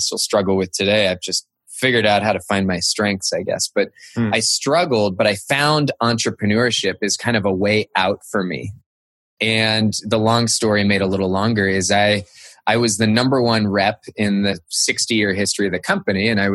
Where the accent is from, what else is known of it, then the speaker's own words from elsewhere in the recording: Cupertino, California, United States; I grew up in Cupertino, California